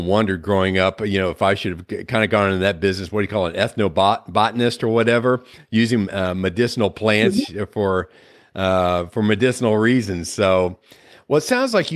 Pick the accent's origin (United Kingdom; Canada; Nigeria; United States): United States; Midwest; moved away; growing up in the Midwest.